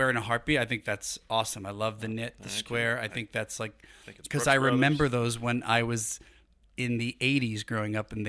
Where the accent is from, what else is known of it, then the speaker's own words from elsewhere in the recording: Brooklyn, New York, United States; You know, I grew up in Brooklyn, so, didn't know style when I was a kid growing up.